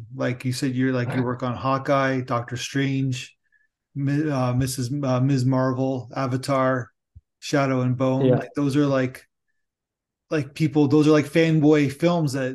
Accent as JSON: {"language": "English", "town": "Niagara Falls", "region": "Ontario", "country": "Canada", "tie": "born or raised there", "said": "I'm born and raised in Niagara Falls"}